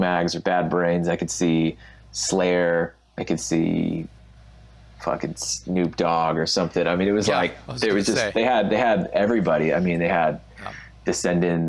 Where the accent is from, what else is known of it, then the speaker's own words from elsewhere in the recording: Texas, United States; growing up in Texas